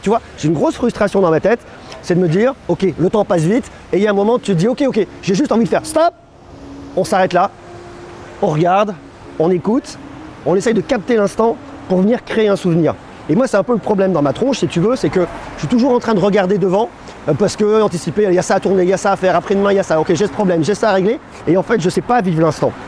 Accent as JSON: {"language": "French", "region": "Auvergne-Rhône-Alpes", "country": "France", "also_born_or_lived": "Clermont-Ferrand / Paris", "said": "J'habite à Clermont-Ferrand. Moi, je suis un bougnat je suis un Auvergnat"}